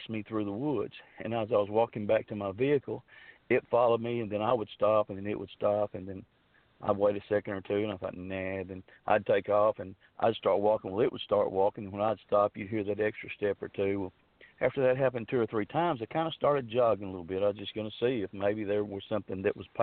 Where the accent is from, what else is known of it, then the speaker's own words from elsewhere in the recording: Fouke, Arkansas, United States; now in Texarkana, Arkansas, United States; I grew up down there around Falk, around Days Creek, around Sulphur River.